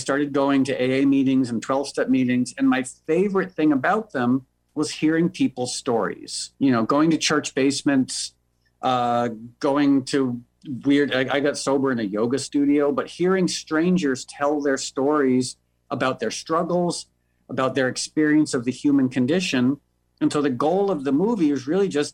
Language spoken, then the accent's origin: English; New York, United States; moved away as an adult; now in Los Angeles, United States; I was born and raised in New York, but I moved to LA about 12 years ago.